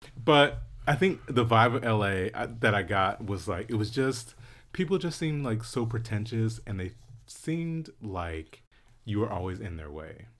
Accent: Philadelphia, Pennsylvania, United States; I'm from Philly

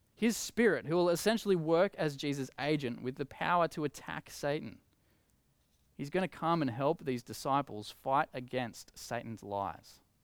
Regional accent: Coffs Harbour, New South Wales, Australia; I grew up in Coffs Harbour

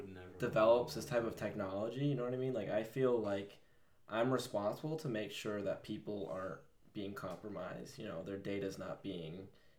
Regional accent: United States; we're American

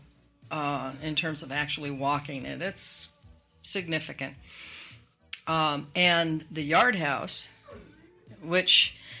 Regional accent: Spokane, Washington, United States; moved away; I grew up in Washington State. We had snow. Especially in Spokane.

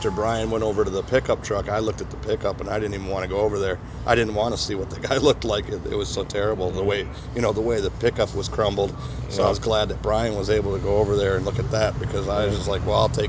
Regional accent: La Crosse, Wisconsin, United States; from La Crosse, Wisconsin.

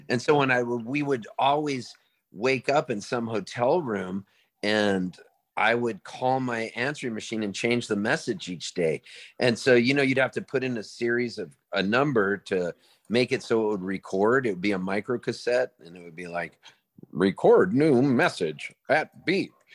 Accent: Palm Springs, California, United States; also born or lived in Halifax, Nova Scotia, Canada; we moved to Palm Springs and we became U S citizens

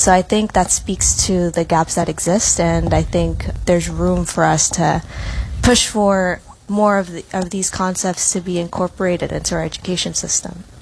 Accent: New York City, New York, United States; I was born and raised in new york city

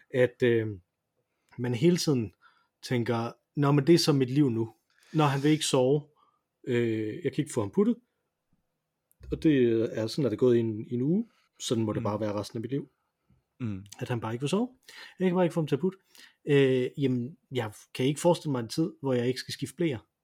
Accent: Denmark; som dansker

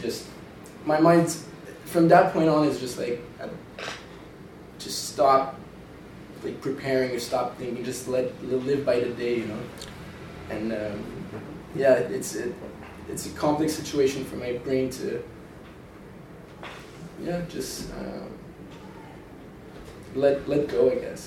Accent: Montreal, Quebec, Canada; now in Tofino, Canada; I'm from Montreal. I'm a newcomer here.

